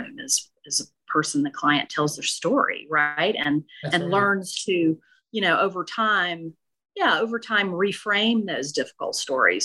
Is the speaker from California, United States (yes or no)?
no; Okolona, Mississippi, United States; moved away; I grew up in Northeast Mississippi in a tiny town called Okolona near Tupelo